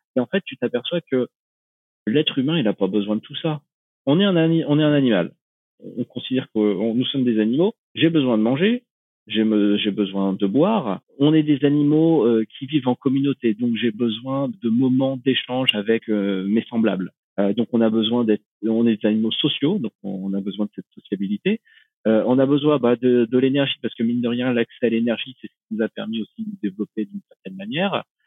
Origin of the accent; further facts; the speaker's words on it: Normandy, France; moved away as an adult; ma Normandie natale